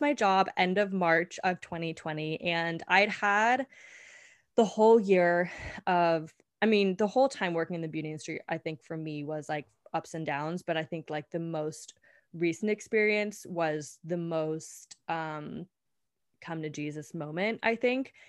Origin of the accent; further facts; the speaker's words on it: California, United States; moved away as an adult; also born or lived in Colorado; now in New York City, United States; I was born and raised in California.